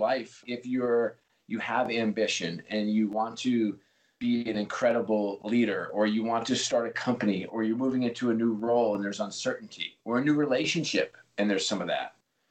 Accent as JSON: {"language": "English", "region": "New York", "country": "United States", "tie": "born or raised there", "said": "I grew up in New York"}